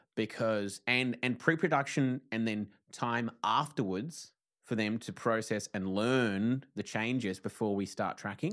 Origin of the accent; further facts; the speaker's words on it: Tasmania, Australia; moved away as an adult; now in Victoria, Australia; I'm from Tassie